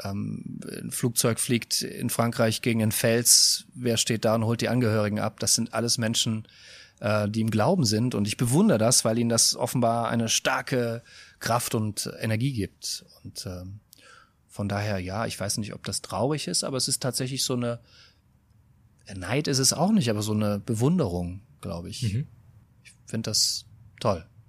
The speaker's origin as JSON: {"language": "German", "area": "Westerwald", "region": "Rhineland-Palatinate", "country": "Germany", "said": "ich komme aus dem, aus dem Westerwald"}